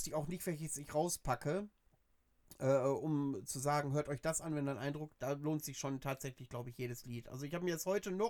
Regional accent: Georgia; Ich komme aus Georgien.

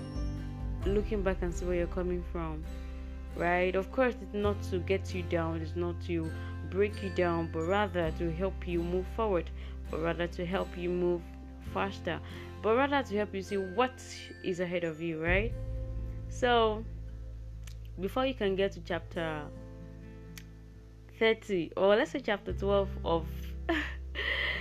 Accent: Nigeria; I am a podcaster from Nigeria, Africa.

